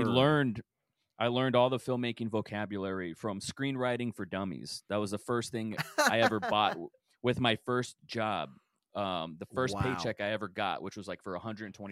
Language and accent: English; Rio Grande Valley, South Texas, United States; now in Austin, United States; I'm from Texas. I've been all over, but I'm from this place in South Texas called the Rio Grande Valley, which is a border town at the bottom of Texas